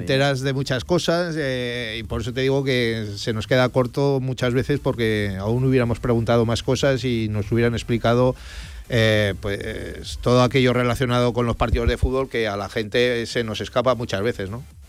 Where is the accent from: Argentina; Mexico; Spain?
Spain; Aragon; los aragoneses